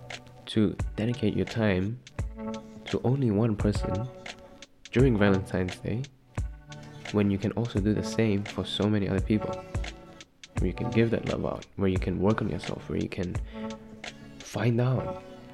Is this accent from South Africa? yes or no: no; Malaysia; now in Czech Republic; I'm originally from Malaysia